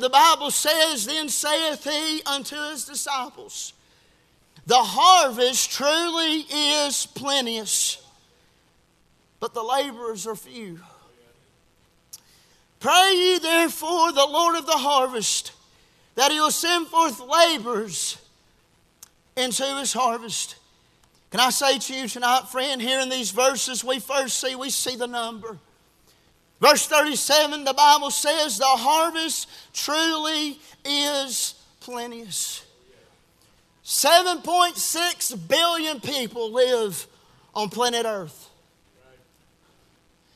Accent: the South, United States; we grew up here in the South

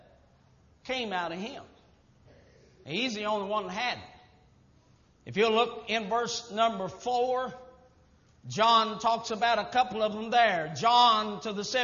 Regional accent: United States; I was born in America.

